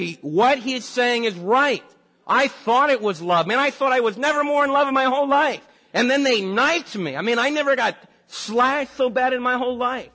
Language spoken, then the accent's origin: English; New York City, New York, United States; now in Dallas, United States; the lakefront where I was raised in New York City, along by the docks